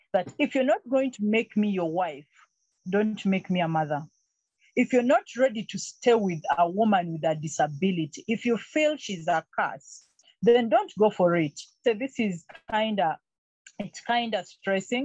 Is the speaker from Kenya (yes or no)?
no; Tororo, Eastern Region, Uganda; moved away as an adult; also born or lived in Entebbe, Uganda; now in Kampala, Uganda; I grew up partly in Tororo I was born in Entebbe, but later on, I was taken to the village by my mom.